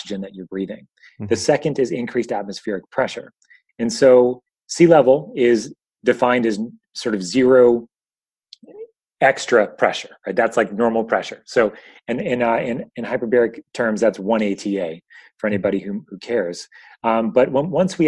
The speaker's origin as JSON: {"language": "English", "town": "Northport", "region": "New York", "country": "United States", "tie": "born or raised there", "said": "I grew up in New York, Long Island, to be kind of exact, a place called Northport"}